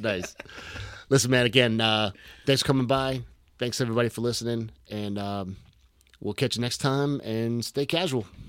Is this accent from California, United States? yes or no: no; Boston, Massachusetts, United States; I'm from Boston